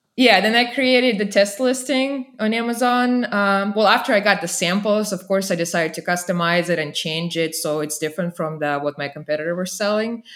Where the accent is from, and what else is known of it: Saint Petersburg, Russia; born or raised there; moved away as an adult; also born or lived in Vermont, United States; now in Texas, United States